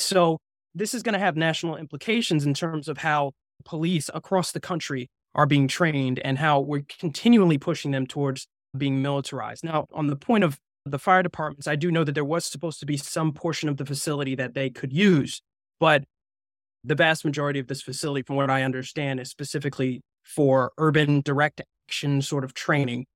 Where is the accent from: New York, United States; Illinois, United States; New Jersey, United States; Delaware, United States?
New Jersey, United States; moved away; I'm actually from New Jersey.